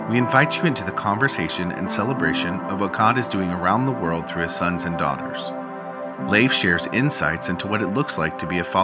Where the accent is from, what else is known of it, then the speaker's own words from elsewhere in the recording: Ethiopia; now in Abilene, United States; I'm from Abilene, Texas. I've lived there for about 16 years of my life. Uh, originally, I'm from Ethiopia